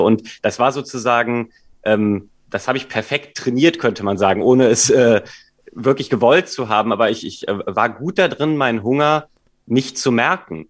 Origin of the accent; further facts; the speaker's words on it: Cologne, North Rhine-Westphalia, Germany; moved away as an adult; now in Hamburg, Germany; ich komme ursprünglich aus Köln